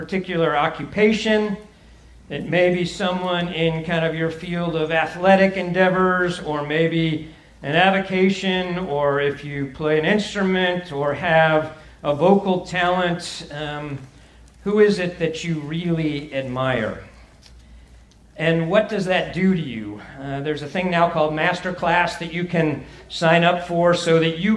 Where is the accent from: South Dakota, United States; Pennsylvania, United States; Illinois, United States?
Illinois, United States; Chicago; I'm from Chicago